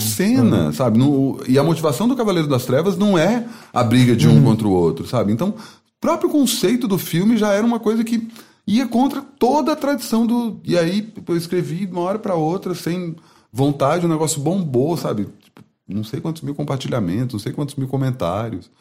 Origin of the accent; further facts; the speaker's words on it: Brasília, Federal District, Brazil; moved away as an adult; also born or lived in Campinas; Sou de Brasília, fui fazer Unicamp por acaso